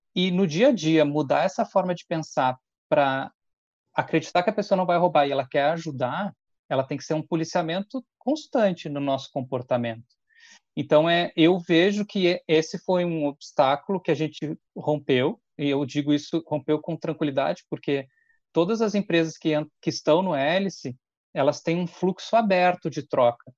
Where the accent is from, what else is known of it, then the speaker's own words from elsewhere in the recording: Porto Alegre, Rio Grande do Sul, Brazil; moved away as an adult; now in Caxias do Sul, Brazil; Vivi em Porto Alegre, nasci em Porto Alegre e hoje moro em, em Caxias do Sul.